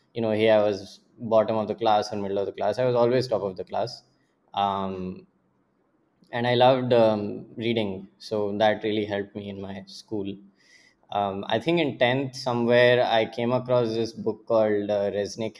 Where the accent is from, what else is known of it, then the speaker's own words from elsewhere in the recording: Pune, Maharashtra, India; also born or lived in Kanpur, India / Jamshedpur, India; my dad and mom and I, like when I was two, we moved to Pune. And that was the first time we lived in the city